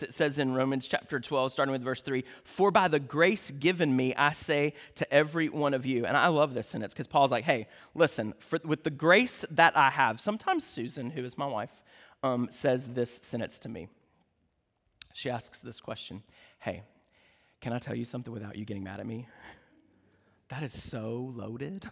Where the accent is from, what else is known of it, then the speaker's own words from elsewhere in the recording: United States; because we're American